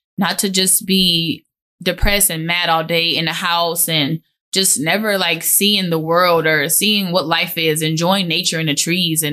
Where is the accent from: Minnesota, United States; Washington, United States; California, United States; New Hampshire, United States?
Minnesota, United States; Minneapolis; I went to San Miguel in South Minneapolis, and they're a Catholic private school